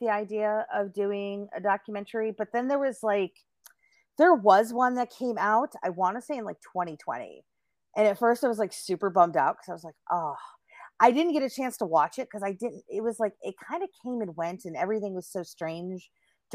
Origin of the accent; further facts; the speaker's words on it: Chicago, Illinois, United States; I am a Chicago native